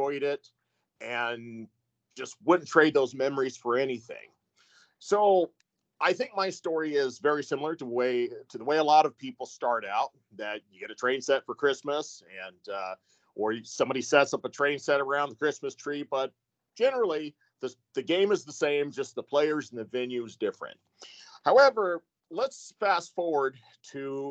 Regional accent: Galesburg, Illinois, United States; I grew up in Galesburg, Illinois, and which is where we lived

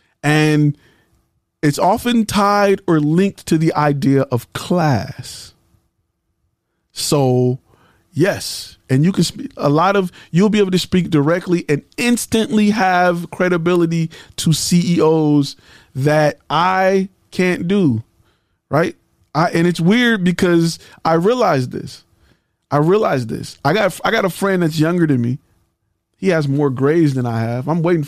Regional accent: Michigan, United States; I know a lot of them because I'm from Michigan and we got the mesquites and all of them up there.

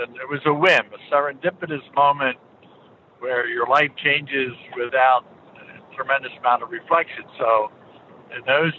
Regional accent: Philadelphia, Pennsylvania, United States; born there; I was born in Philadelphia, so I must say, from a basically a blue collar environment, the agency was not high on my radar.

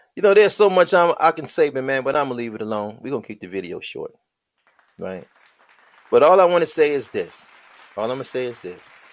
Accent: United States; we're Black American

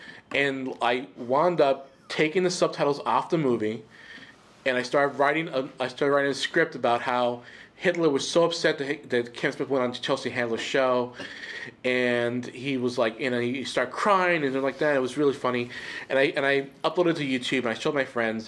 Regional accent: Puerto Rico; Okay, so I grew up in Puerto Rico, And growing up in Puerto Rico, I felt like I was a mutant.

